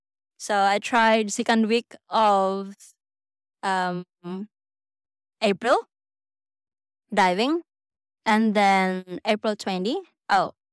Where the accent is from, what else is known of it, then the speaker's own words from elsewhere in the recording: Mindanao, Philippines; Well, I'm originally from Mindanao, but I moved here last year.